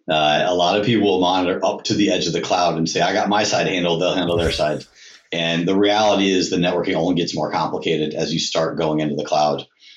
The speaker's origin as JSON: {"language": "English", "town": "Atlanta", "region": "Georgia", "country": "United States", "tie": "born there", "said": "And I was born in Atlanta, so big Braves fan."}